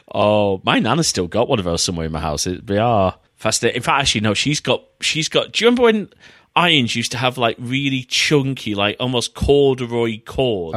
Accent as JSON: {"language": "English", "country": "United Kingdom", "said": "as British retro fans"}